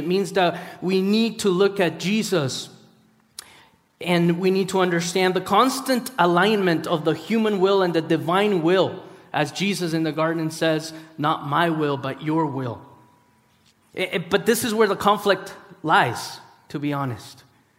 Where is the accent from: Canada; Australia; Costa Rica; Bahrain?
Costa Rica; born there; I was born in Costa Rica. My parents are from Peru. I'm a missionary kid. I'm a pastor's kid. I'm really messed up because I've moved and I find home in multiple places and yet none.